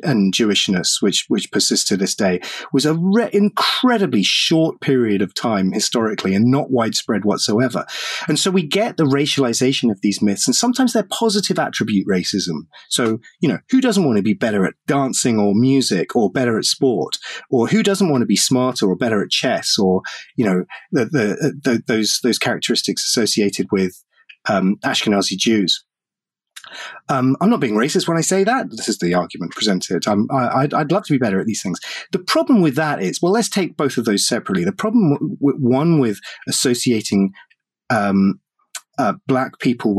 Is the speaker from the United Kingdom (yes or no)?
yes; United Kingdom; I'm European, because I'm British